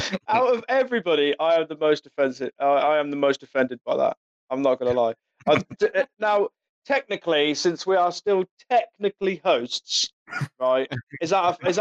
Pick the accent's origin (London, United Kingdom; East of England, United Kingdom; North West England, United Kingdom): East of England, United Kingdom; Norfolk; I'm from Norfolk